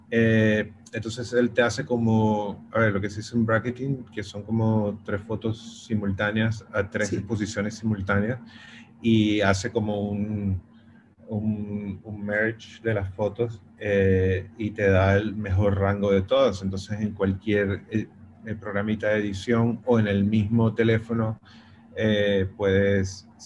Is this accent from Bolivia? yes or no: no; Venezuela; soy de Venezuela, he hecho fotos en Venezuela.